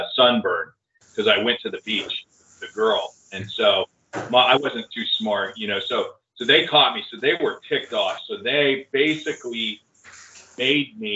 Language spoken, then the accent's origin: English; Modesto, California, United States; moved away as an adult; also born or lived in Livermore, California / Japan; now in Florida, United States; I'm from Modesto, California, so that's where I grew up and went to school there